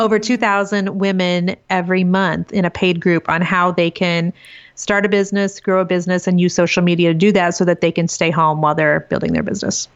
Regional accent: Iowa, United States; now in Kansas City, United States; I'm actually originally from a little tiny small farming community in Iowa, but um, live in Kansas City with my husband of 22 years

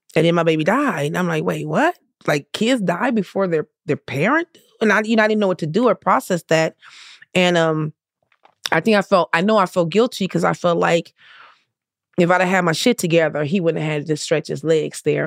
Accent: Compton, California, United States; I grew up in the hood. I grew up in Compton

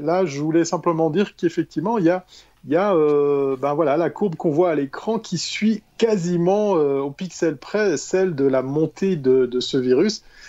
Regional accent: Switzerland; en tant que bon Suisse

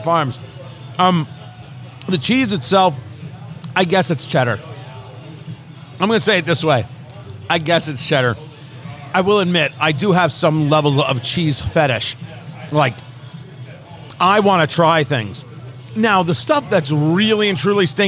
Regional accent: Eatontown, New Jersey, United States; now in Indianapolis, United States; I grew up in New Jersey, Monmouth Mall, Eatontown, New Jersey

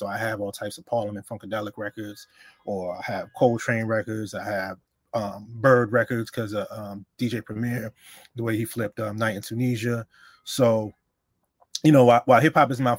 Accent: New York City, New York, United States; also born or lived in Honduras; I was born in Honduras, but I came here when I was a year old, so I was raised in the Bronx, so I'm a Bronx head

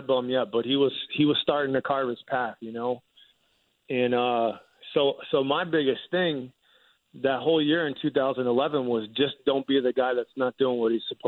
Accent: Chester County, Pennsylvania, United States; I grew up in Chester County, which is about 30 minutes outside of Philly

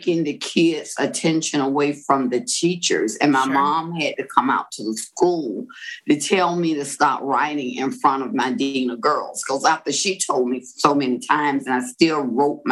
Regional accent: Florida, United States; I am from Florida, and it's a beachy town. So I grew up loving Gidget and Moondoggy type stories

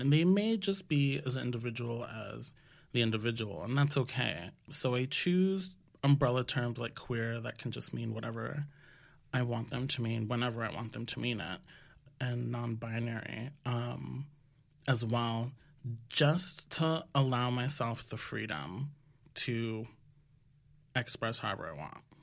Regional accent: New York, United States; I am from the Washington Heights originally here in New York, and my parents are from the Dominican Republic. So I grew up in not just a Dominican household, but a Dominican neighborhood

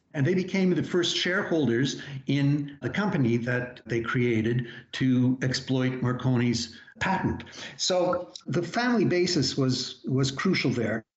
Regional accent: Montreal, Quebec, Canada; I was growing up in Montreal in the 1950s

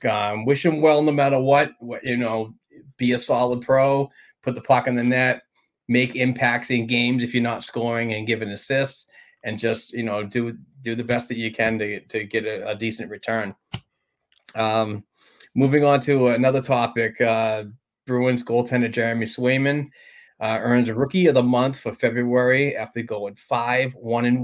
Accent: Sweden; English is a second language; you're from Alaska. I'm from Sweden, but somehow we're family

